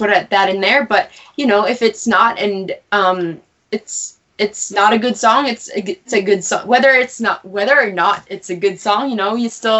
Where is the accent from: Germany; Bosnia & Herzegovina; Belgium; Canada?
Canada; Cremona, Alberta; moved away as an adult; also born or lived in Halifax, Nova Scotia; I grew up in Alberta, in Cremona, Alberta. And I moved out in Halifax, Nova Scotia for university